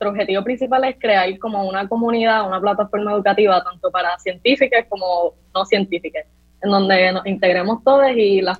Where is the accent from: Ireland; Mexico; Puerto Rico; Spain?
Puerto Rico; Juncos; also born or lived in Caguas; Bueno, pues yo eh, nací en Cagua y me crié en Junco y estudié